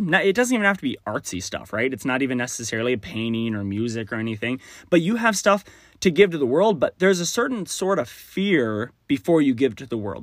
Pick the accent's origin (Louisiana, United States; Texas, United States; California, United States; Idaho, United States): Texas, United States; accent: Southern; now in Minnesota/Wisconsin area, United States; I grew up in Texas